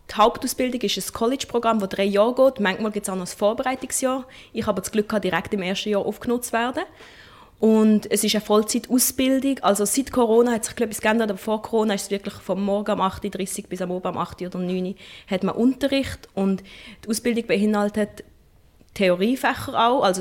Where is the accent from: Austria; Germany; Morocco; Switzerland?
Switzerland; Basel, Basel-Stadt; born there; ist es besonders natürlich eine große Freude, dass das in Basel stattfindet, weil das ist die Stadt, wo ich geboren bin